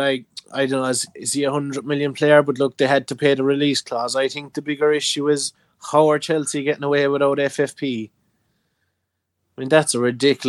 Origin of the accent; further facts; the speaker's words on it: Ireland; accent: pure Irish; my accent is pure Irish